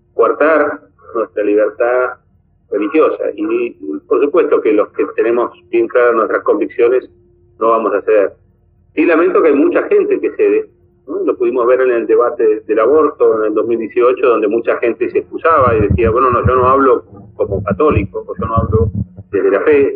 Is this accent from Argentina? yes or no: yes; Argentina; en nuestro país